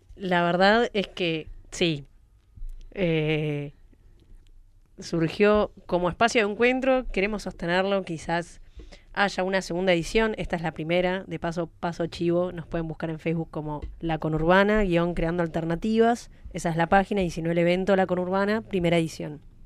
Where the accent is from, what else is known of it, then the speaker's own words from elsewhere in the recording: San Antonio de Padua, Buenos Aires Province, Argentina; soy de Padua